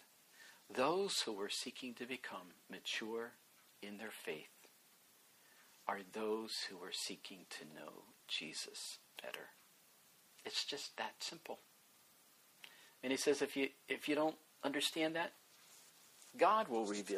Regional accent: West Virginia, United States; also born or lived in Baltimore, Maryland; I grew up in West Virginia. Both of my parents were from there

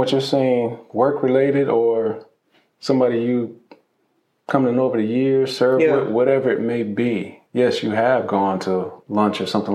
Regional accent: Ohio, United States; moved away; I'm originally from Ohio

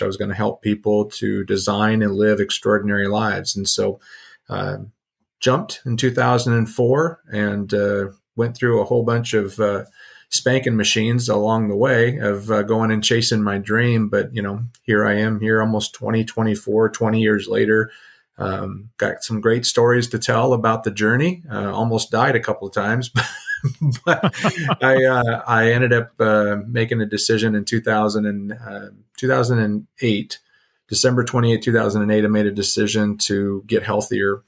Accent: Southern California, United States; moved away as an adult; also born or lived in South Dakota; my background is I grew up in Southern California.

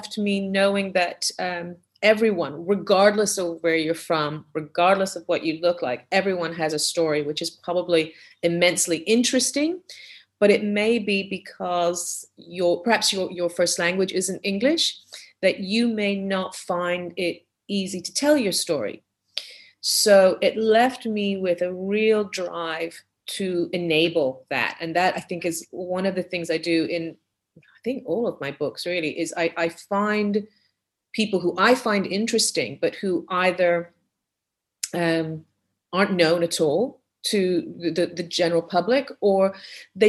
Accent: Canada; moved away; also born or lived in Barbados / Europe; growing up in Canada, where I spent the majority of my younger years

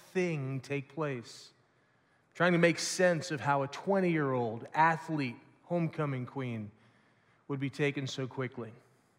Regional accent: Lawrenceburg, Indiana, United States; I grew up in the Bright Christian Church just over in Lawrenceburg, Indiana

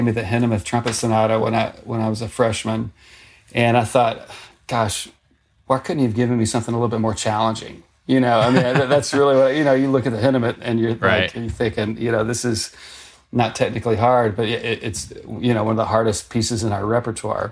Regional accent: Arkansas, United States; moved away as an adult; to go to my home state university. And so, you know, I had a good teacher there, a guy named Bob Bright, but went to the University of Arkansas

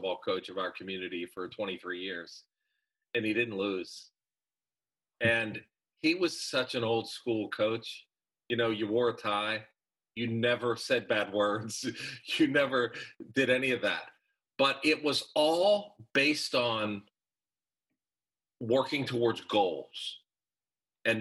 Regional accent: Pittsburgh, Pennsylvania, United States; I'm from Pittsburgh

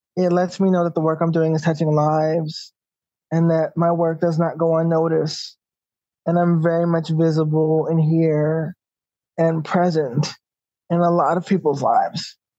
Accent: New York City, New York, United States; As a New Yorker, um, we know how the trains are, we know how the buses are

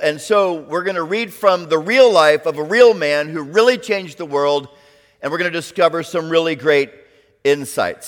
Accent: South Florida, United States; moved away as an adult; also born or lived in Orlando, Florida; now in Chattanooga, United States; growing up in South Florida

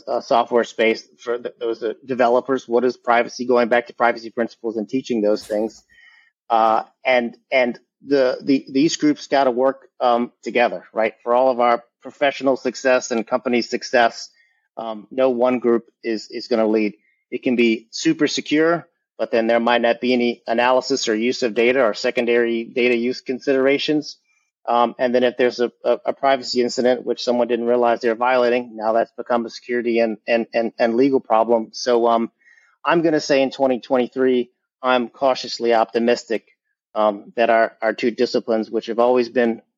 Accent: Louisiana, United States; also born or lived in New Orleans; born and raised in Louisiana

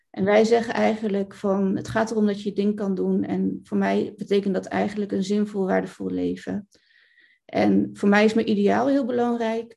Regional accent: Rotterdam, South Holland, Netherlands; ik kom uit Rotterdam

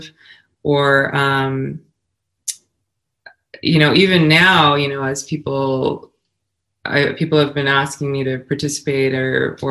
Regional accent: Colorado Springs, Colorado, United States; I grew up in Colorado Springs. My dad was in the Army and retired in Colorado Springs

